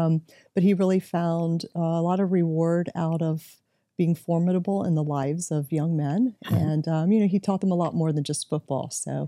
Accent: Tampa, Florida, United States; They lived in Ybor City. I grew up in West Tampa, so part of that Latin culture, which is still alive and well and beautiful.

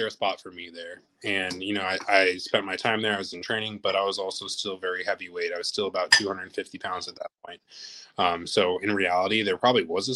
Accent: Los Angeles, California, United States; moved away; I'm originally from Los Angeles, California.

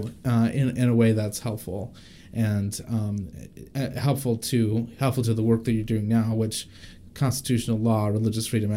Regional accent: Wisconsin, United States; I'm from Wisconsin

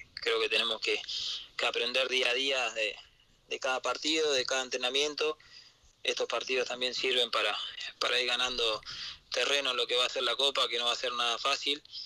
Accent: Uruguay; como todo uruguayo

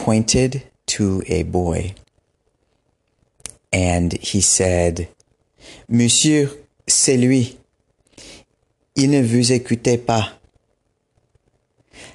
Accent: West Coast of the United States, United States; also born or lived in Benin; I am from the West Coast of the United States, the Pacific Coast of the United States.

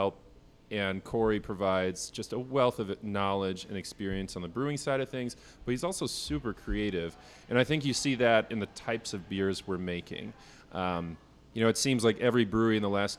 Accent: Kansas City, United States; moved away as an adult; now in Milwaukee, United States; I'm originally from Kansas City, and I came up to Milwaukee to go to school

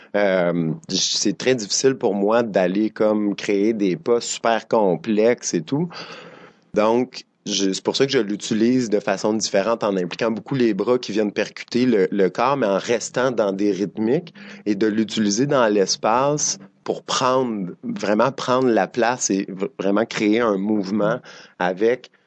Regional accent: Drummondville, Quebec, Canada; moved away as an adult; now in Montreal, Canada; je viens de Drummondville, je dansais dans Makina à Drummondville

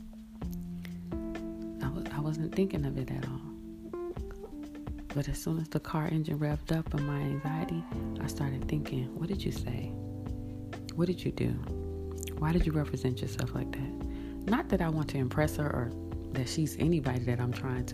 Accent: Florida, United States; when I was growing up in Florida

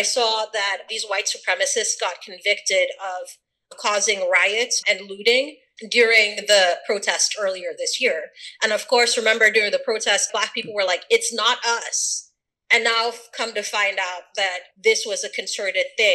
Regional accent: Sierra Leone; moved away; also born or lived in Atlanta, Georgia; I'm from Sierra Leone. Born and raised

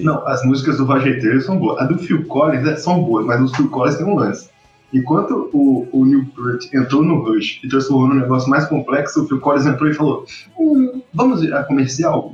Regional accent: Rio de Janeiro, Brazil; eu sou carioca

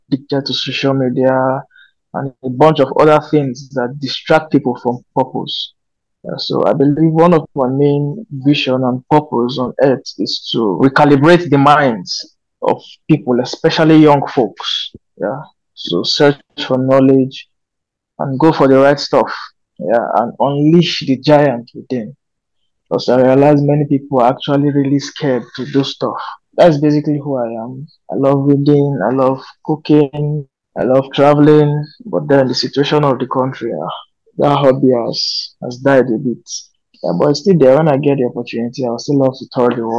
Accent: Kogi, Nigeria; also born or lived in Minna, Niger State; now in Abuja, Nigeria; I come from Kogi State, currently based in Abuja.

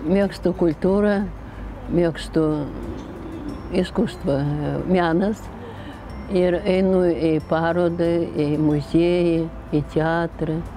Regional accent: Moscow, Russia; now in Lithuania; pati iš Maskvos

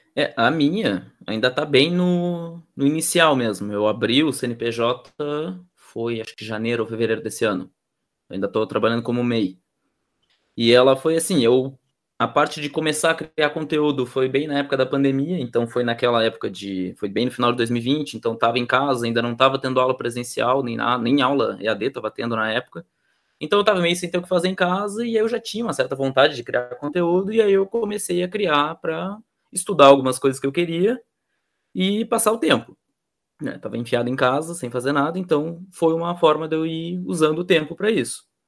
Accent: Rio Grande do Sul, Brazil; also born or lived in Pelotas; eu sou aqui do Rio Grande do Sul, eu moro em Pelotas

